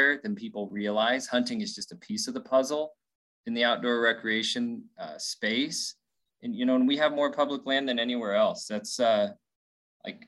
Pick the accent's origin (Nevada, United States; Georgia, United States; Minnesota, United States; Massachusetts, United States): Nevada, United States; Winnemucca; I grew up in Winnemucca, right? A smaller town in Northern Nevada